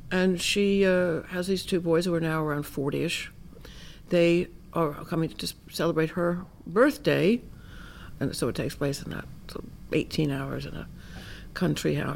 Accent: Miami, Florida, United States; I'm from Miami.

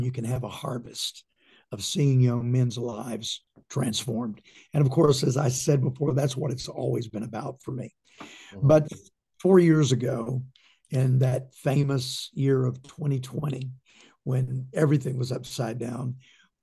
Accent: Shreveport, Louisiana, United States; also born or lived in Texas; I was born in Texas and raised in Louisiana. My dad was a legendary leader and pastor in Shreveport all of my life

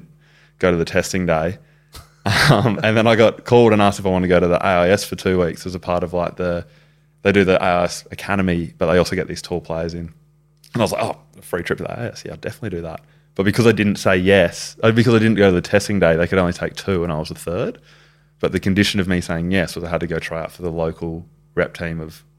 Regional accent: Brisbane, Queensland, Australia; born or raised there

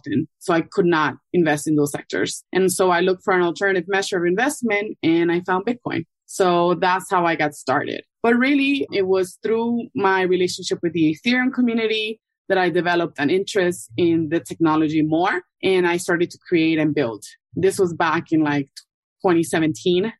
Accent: Ecuador; also born or lived in New York City, United States; now in Miami, United States; I'm originally from Ecuador and I've been in Miami for over 10 years

